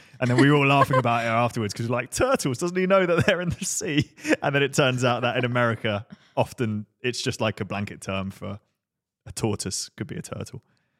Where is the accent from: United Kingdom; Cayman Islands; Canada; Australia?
United Kingdom; England; Being English, we're trying to be polite and want like the chef to be really upset.